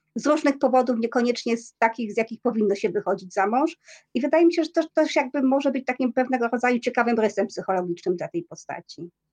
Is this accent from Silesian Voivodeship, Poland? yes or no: yes; Silesian Voivodeship, Poland; first language Polish; ja jestem ślązaczką z urodzenia, natomiast ja nie mówię po, po śląsku niestety